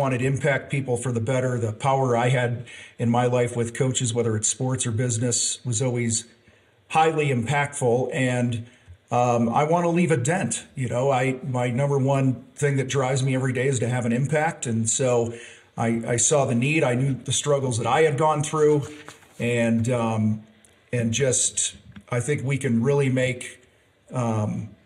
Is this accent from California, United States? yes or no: no; outside of Chicago, Illinois, United States; moved away as an adult; I grew up outside of Chicago